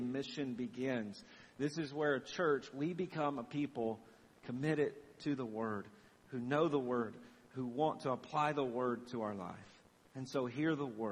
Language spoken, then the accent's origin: English; Southern Tennessee, United States; I grew up bass fishing on the Tennessee River with one of my uncles